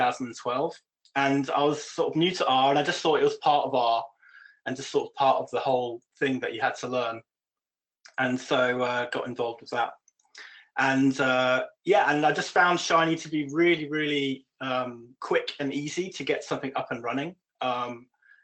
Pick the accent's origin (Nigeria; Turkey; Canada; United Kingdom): United Kingdom; moved away as an adult; now in Copenhagen, Denmark; I'm British